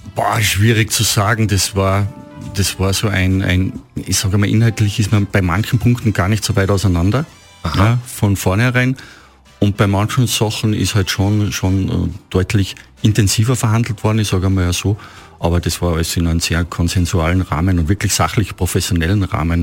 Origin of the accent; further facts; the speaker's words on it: Oberpinzgau, Salzburg, Austria; Oberpinzgauer Heimat, wo ich, wo ich groß geworden bin